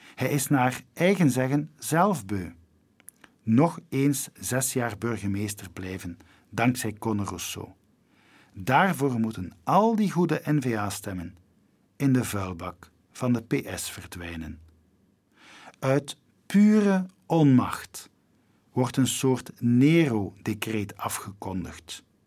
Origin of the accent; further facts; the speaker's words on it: Flanders, Belgium; wij Vlamingen